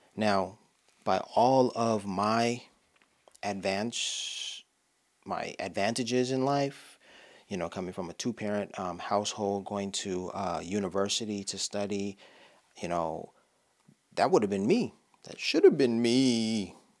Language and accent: English; Los Angeles, California, United States; I'm from Los Angeles